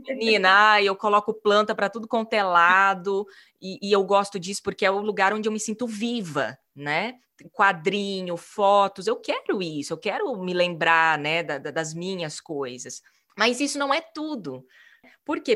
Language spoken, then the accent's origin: Portuguese; Maringá, Paraná, Brazil; moved away as an adult; also born or lived in São Paulo / Italy; saí de Maringá, minha cidade natal